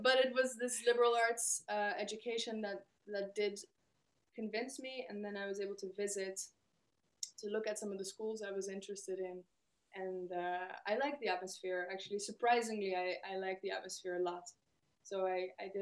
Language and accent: English; Netherlands; I'm from the Netherlands, we are a pretty egalitarian country